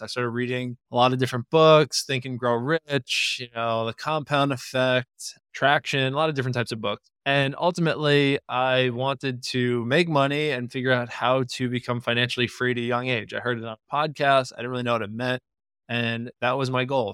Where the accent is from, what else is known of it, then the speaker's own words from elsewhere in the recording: Long Island, New York, United States; I grew up in Long Island